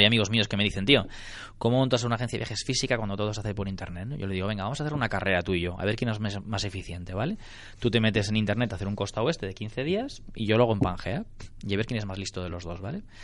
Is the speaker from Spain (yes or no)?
yes; Barcelona, Catalonia, Spain; yo soy de Barcelona